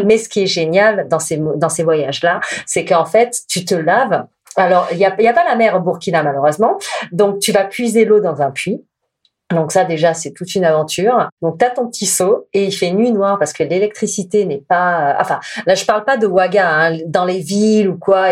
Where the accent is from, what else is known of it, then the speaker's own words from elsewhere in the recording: France; je suis une Française